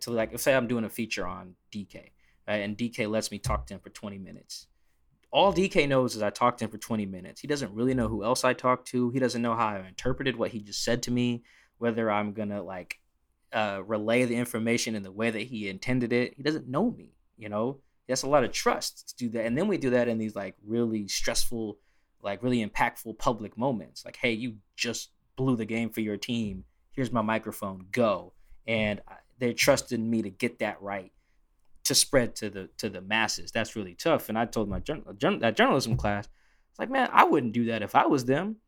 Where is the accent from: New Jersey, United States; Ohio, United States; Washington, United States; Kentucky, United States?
Washington, United States; Seattle; I'm from Seattle